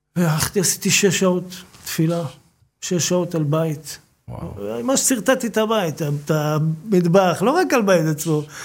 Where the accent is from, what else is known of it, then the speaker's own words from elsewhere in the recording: Bat Yam, Tel Aviv District, Israel; גדלתי בבת ים